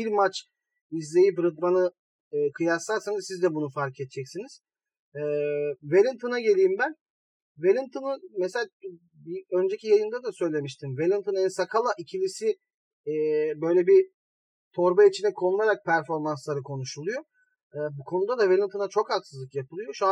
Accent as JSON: {"language": "Turkish", "region": "Malatya", "country": "Turkey", "said": "Ya, Malatyalıyım. Ya Malatya'da ters giden çok şey var şu ara."}